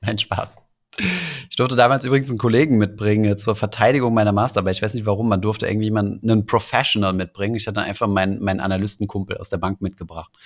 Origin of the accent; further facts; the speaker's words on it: Saarland, Germany; dann bin ich halt Saarländer und Europäer